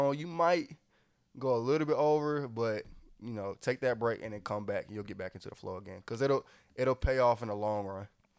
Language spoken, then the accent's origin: English; Atlanta, Georgia, United States; Right, I'm from Atlanta.